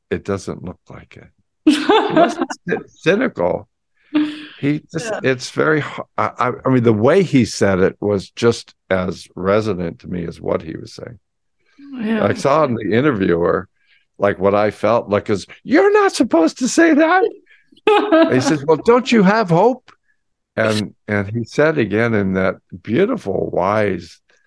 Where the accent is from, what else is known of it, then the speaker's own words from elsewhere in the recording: San Francisco, California, United States; I grew up in San Francisco in the 60s